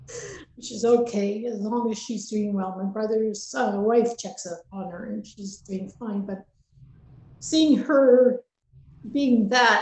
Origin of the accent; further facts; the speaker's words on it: Lac La Biche, Alberta, Canada; born there; also born or lived in British Columbia; so we lived in BC, Alberta, BC, back and forth. So I traveled quite a bit, but I was born in Alberta. I was born in Lac La Biche, actually.